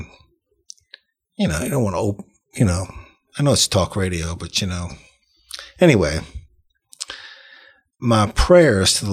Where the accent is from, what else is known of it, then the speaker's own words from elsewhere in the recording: Metairie, Louisiana, United States; we grew up in Metairie, so that was just a church that they liked to go